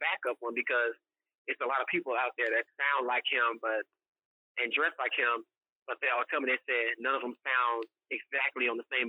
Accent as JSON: {"language": "English", "town": "Cincinnati", "region": "Ohio", "country": "United States", "moved": "as an adult", "said": "The biggest sacrifice I made was when I was 19, and I moved from Cincinnati. And the way I did that, I left in silence."}